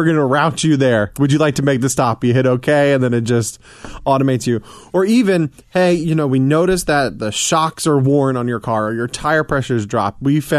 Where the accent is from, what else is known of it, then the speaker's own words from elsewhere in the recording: Atlanta, Georgia, United States; now in Cincinnati, United States; I'm from Atlanta, so we, yeah, travel back down there fairly frequently.